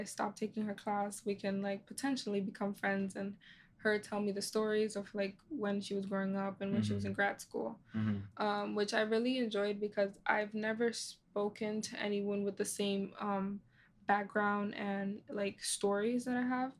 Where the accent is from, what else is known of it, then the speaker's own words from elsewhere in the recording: United States; people like me who have immigrant parents but are growing up here, we know the difference mm-hmm. because we grew up in here in America.